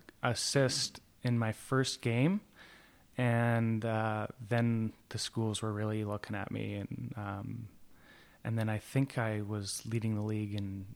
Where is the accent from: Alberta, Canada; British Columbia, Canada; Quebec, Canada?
British Columbia, Canada; Coquitlam; born or raised there